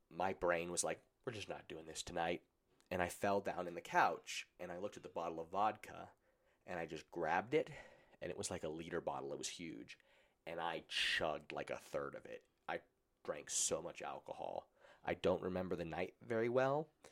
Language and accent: English; Colorado, United States; I grew up in Colorado where it was legal